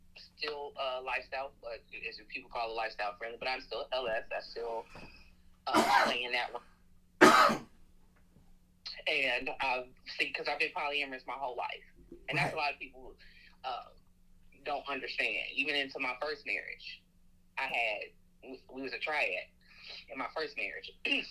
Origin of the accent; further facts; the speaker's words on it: Indiana, United States; moved away as an adult; now in Birmingham, United States; I'm from the Midwest, Indiana, Hoosier.